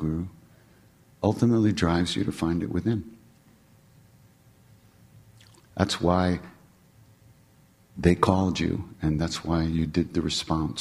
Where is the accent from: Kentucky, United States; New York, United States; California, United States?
New York, United States; I'm from New York